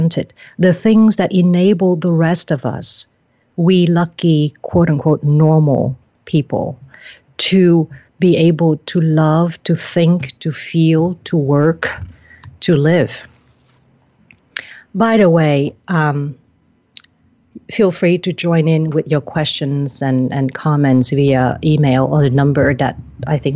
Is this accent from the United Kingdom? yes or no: no; Vietnam; I'm from Vietnam